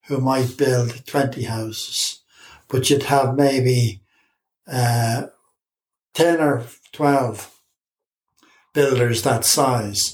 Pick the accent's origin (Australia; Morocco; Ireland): Ireland; Dublin, Leinster; also born or lived in Finglas, Dublin; I grew up in Drumcondra